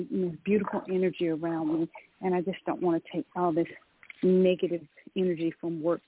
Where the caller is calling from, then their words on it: Georgia, United States; I'm calling from Georgia.